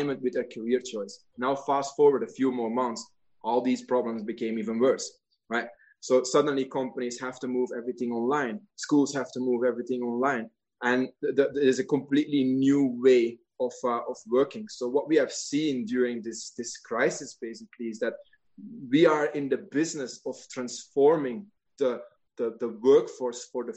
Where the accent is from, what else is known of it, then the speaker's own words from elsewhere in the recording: Belgium; moved away; in my home country in Belgium